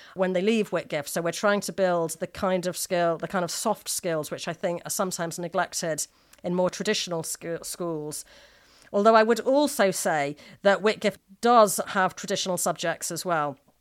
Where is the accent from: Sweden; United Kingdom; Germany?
United Kingdom; Manchester, North West England; I was brought up in Manchester